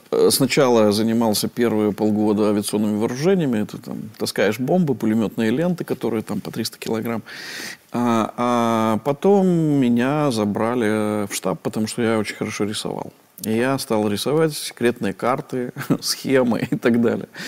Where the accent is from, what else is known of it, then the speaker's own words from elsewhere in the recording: Minsk, Belarus; born there; Я один родился в, в, в Минске из всей семьи.